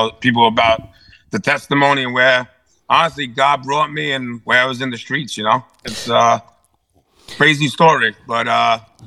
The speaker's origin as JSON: {"language": "English", "town": "New York City", "region": "New York", "country": "United States", "tie": "born or raised there", "said": "I was raised up in Brooklyn and Staten Island by my parents"}